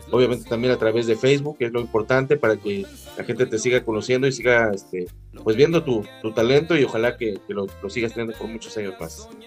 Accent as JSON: {"language": "Spanish", "country": "Mexico", "said": "que es lo que nos da esencia como mexicanos"}